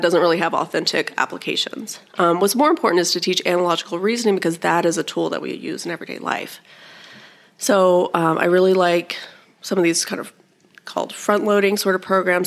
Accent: Alabama, United States; moved away as an adult; also born or lived in Iowa; I was born and raised in Alabama and ended up back in Alabama

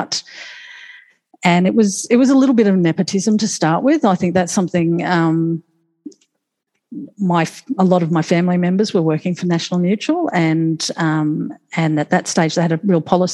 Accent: Moreton Bay, Queensland, Australia; I just enjoyed playing and growing up on Moreton Bay

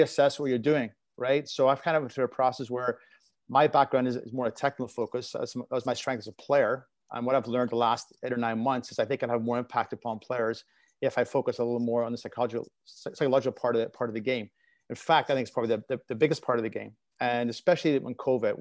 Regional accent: Belfast, Northern Ireland, United Kingdom; now in North America; growing up in Belfast and playing in the streets

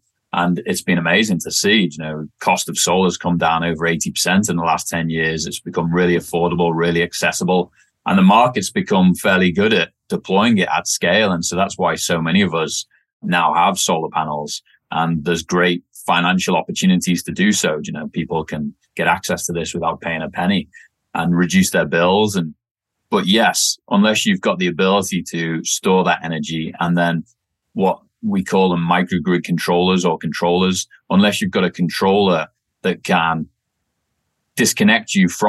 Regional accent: Wirral, North West England, United Kingdom; accent: messed up; also born or lived in Australia; So born and raised just outside of Liverpool, England, on a little peninsula called the Wirral. It sits between North Wales and Liverpool.

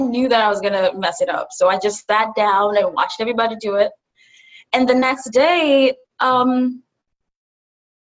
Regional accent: Kenya; also born or lived in Buffalo, United States; now in New York City, United States; I'm from Kenya. I moved from Kenya to Buffalo and from Buffalo to New York City

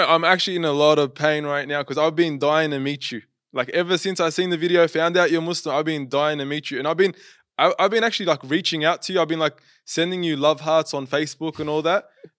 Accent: Sydney, New South Wales, Australia; this guy's actually from Sydney, Australia.

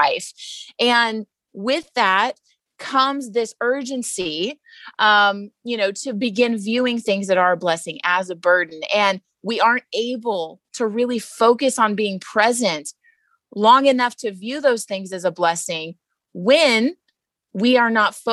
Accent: Texas, United States; moved away; I'm also from Texas

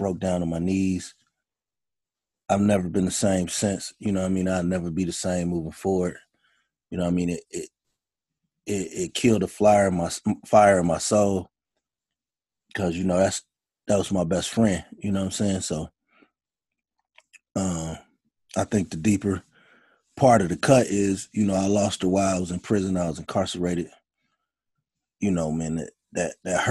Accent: Gary, Indiana, United States; I grew up in Gary, Indiana

